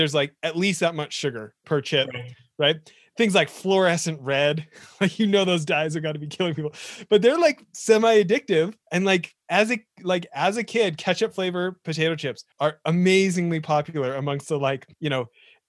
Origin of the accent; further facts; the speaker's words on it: Western Canada, Canada; I grew up in Western Canada